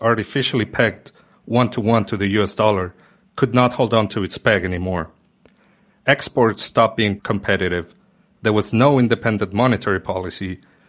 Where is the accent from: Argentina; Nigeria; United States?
Argentina; moved away; Just 6 months after having moved back to my home country, the government instituted new capital controls.